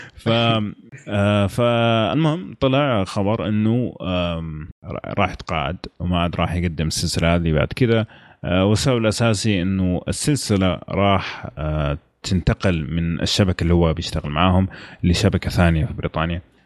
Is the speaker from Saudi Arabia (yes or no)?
yes; Saudi Arabia; عندنا في السعوديه